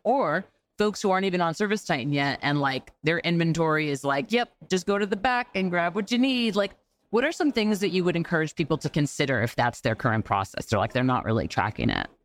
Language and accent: English; New York, United States; a New Yorker